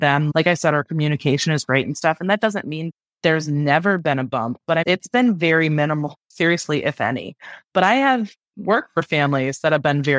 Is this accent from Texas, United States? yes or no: no; Cleveland, Ohio, United States; I grew up in Cleveland, Ohio, and so it's like right on Lake Erie